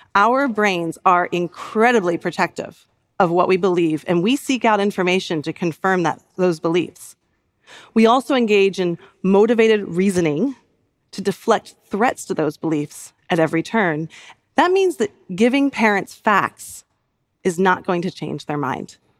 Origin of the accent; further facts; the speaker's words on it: United States; in my home country